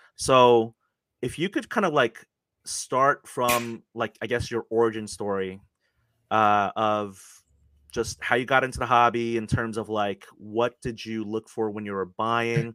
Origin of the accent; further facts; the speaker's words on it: South Korea; moved away; I was actually born in Korea